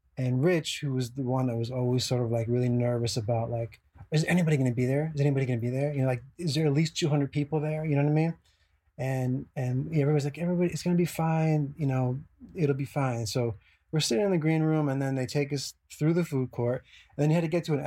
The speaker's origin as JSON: {"language": "English", "region": "New Jersey", "country": "United States", "tie": "born or raised there", "said": "being from that area, you know, I grew up in New Jersey"}